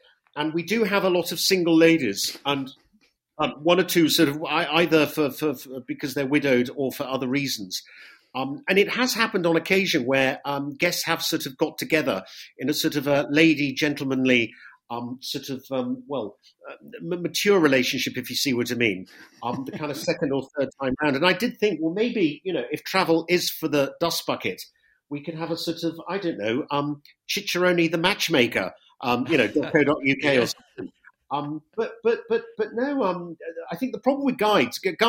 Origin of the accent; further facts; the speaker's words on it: West Country, South West England, United Kingdom; moved away as an adult; now in Italy; I'm not from London. I'm from the West Country.